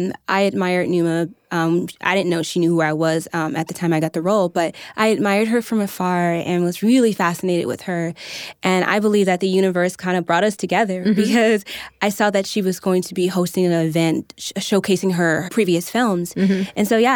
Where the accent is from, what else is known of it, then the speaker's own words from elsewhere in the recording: Oak Park, Illinois, United States; moved away as an adult; also born or lived in Chicago; now in Los Angeles, United States; I came from Chicago. More specifically, a suburban town called Oak Park.